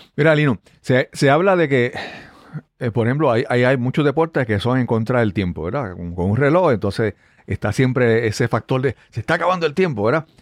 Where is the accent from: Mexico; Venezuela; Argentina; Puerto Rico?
Puerto Rico; Yabucoa; Y yo vengo de, de, de, de nací en Yabucoa